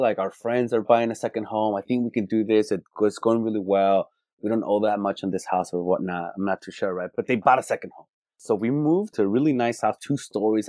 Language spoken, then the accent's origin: English; California, United States; Born and raised in California